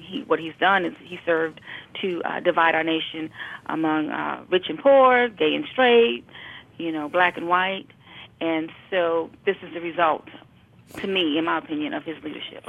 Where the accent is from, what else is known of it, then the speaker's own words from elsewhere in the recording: New York City, New York, United States; I was raised in Brooklyn, New York.